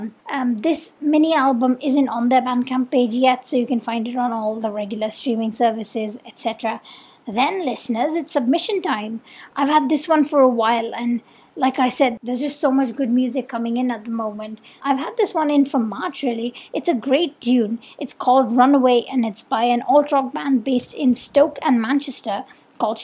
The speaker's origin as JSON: {"language": "English", "country": "India", "accent": "Indian", "lives_now": "Mumbai, India", "said": "I'm Indian and I've been doing the show remotely from Mumbai this year"}